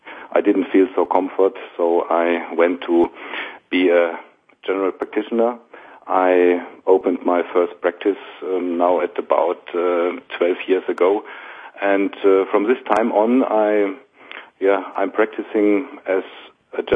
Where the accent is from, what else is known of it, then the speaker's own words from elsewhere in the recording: Essen, North Rhine-Westphalia, Germany; I went to university in my hometown in the Ruhr Valley in Essen